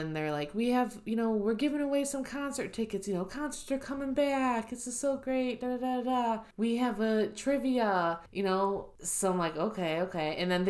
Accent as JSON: {"language": "English", "town": "Hobart", "region": "Indiana", "country": "United States", "said": "Indiana. And they're like, okay, what city? And I'm like, Hobart, Indiana."}